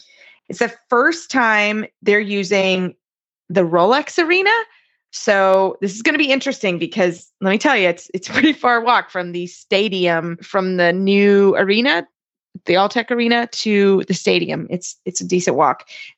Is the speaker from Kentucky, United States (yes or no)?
yes; Lexington, Kentucky, United States; I was born and raised here in Lexington.